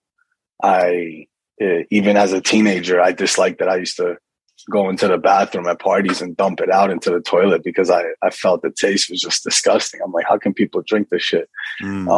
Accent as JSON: {"language": "English", "town": "Kearny", "region": "New Jersey", "country": "United States", "tie": "born or raised there", "also_born_or_lived": "Livingston, New Jersey", "said": "So I was born in Livingston, New Jersey, and grew up in Kearney, New Jersey, which is, it's the town that I'm back living in now."}